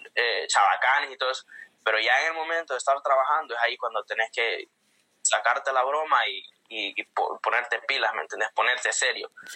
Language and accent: Spanish; Comayagua, Honduras; accent: Honduran; moved away as an adult; also born or lived in Tegucigalpa, Honduras / Puerto Rico; now in United States; yo nací en la capital, en Tegucigalpa. Ah. Nací, pero me en un pueblito que se llama Taurabé, en el departamento de Comayagua. Me crié ahí